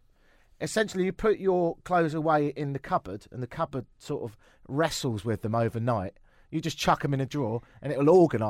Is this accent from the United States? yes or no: no; England, United Kingdom; also born or lived in London; now in Toronto, Canada; I'm English, innit?